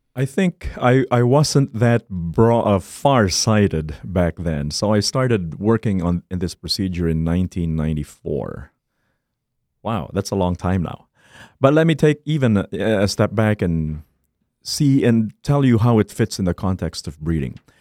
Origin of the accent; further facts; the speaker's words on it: Philippines; moved away as an adult; now in Minnesota, United States; I was born and raised in the Philippines